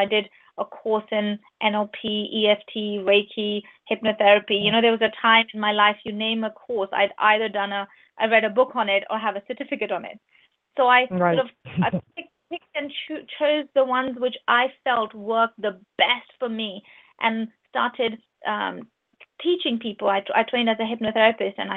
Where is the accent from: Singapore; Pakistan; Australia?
Pakistan; moved away as an adult; now in United Kingdom; I'm from Pakistan, I lived in Pakistan until I was 19. And only when I was 19, I moved to UK through marriage.